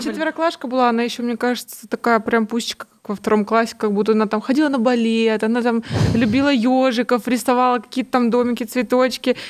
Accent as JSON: {"language": "Russian", "region": "Kamchatka Krai", "country": "Russia", "tie": "born or raised there", "moved": "yes", "said": "Мы там вообще с Камчатки"}